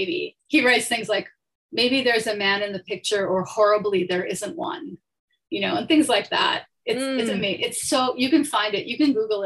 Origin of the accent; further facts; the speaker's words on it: Toronto, Ontario, Canada; moved away as an adult; also born or lived in Chicago; now in New York, United States; I grew up in Toronto in Canada, and I spent my 20s in Toronto